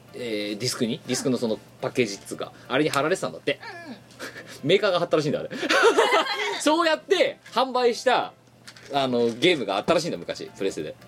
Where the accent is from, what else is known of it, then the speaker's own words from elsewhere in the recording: Ibaraki, Japan; moved away; 僕茨城だった